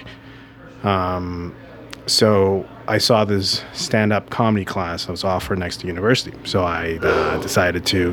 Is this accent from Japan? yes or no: no; Vancouver, British Columbia, Canada; also born or lived in Taiwan; I'm from Vancouver, British Columbia.